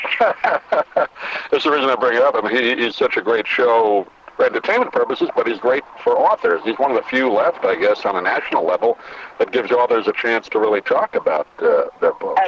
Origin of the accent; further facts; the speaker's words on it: New York, United States; moved away; I grew up in New York